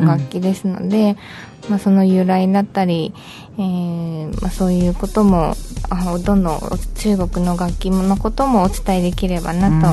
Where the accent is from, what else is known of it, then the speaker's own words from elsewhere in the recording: Okinawa, Japan; moved away; 私が沖縄 出身っていうのもありまして